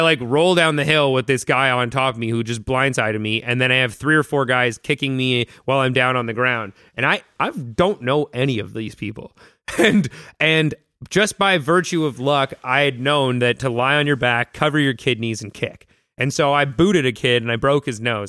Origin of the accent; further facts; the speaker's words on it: North Vancouver, British Columbia, Canada; so B C, growing up, like, I was born in North Van.